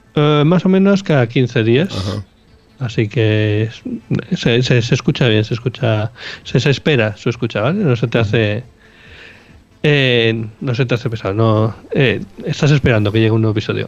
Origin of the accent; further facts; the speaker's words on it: Bilbao, Basque Country, Spain; nosotros somos de Bilbao